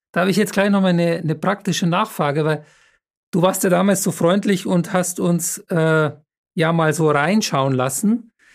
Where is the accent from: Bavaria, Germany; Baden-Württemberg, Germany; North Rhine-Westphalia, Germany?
Bavaria, Germany; Munich; moved away; wenn ich mal wieder in München bin, ist ja meine Heimatstadt